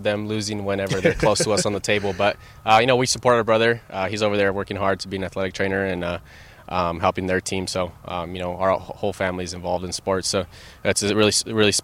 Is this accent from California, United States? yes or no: yes; Los Angeles, California, United States; moved away as an adult; now in Seattle, United States; We're originally from Los Angeles